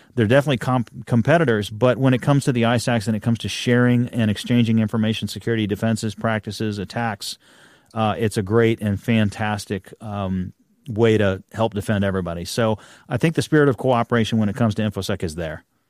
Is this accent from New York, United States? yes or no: no; Texas, United States; I'm a Texan